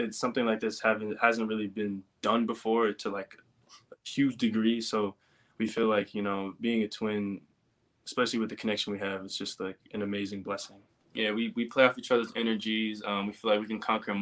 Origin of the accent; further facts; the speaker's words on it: New York, United States; moved away as an adult; now in Los Angeles, United States; we're originally from New York and we had to come straight out to LA.